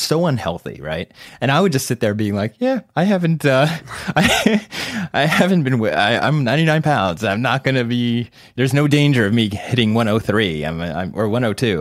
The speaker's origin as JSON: {"language": "English", "region": "New Jersey", "country": "United States", "tie": "born or raised there", "also_born_or_lived": "Summit, New Jersey / Short Hills, New Jersey / Somerset County, New Jersey", "said": "I grew up next door in Short Hills, New Jersey, up until fourth grade. And then we moved out to a rural area, Somerset County"}